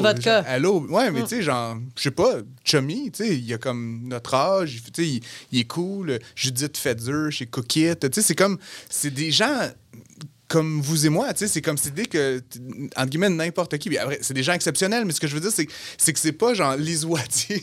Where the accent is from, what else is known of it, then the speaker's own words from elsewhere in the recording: Outaouais, Quebec, Canada; moved away as an adult; also born or lived in Montreal; Moi, je viens de l'Outaouais